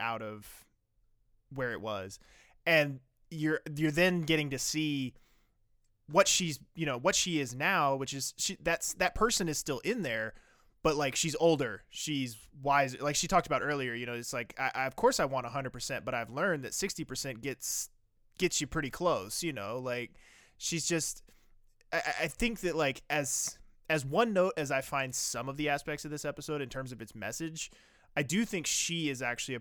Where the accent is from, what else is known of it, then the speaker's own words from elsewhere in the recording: Virginia, United States; I grew up in Virginia where that movie takes place